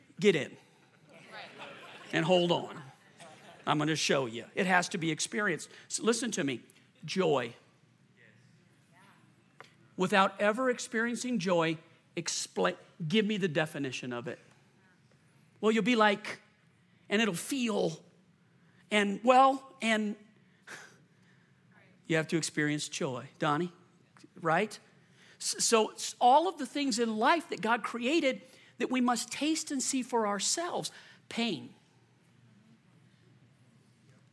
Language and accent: English; Lakewood, Colorado, United States; moved away as an adult; also born or lived in Lakeland, Florida / Lexington, Kentucky; Chris and I grew up in Lakewood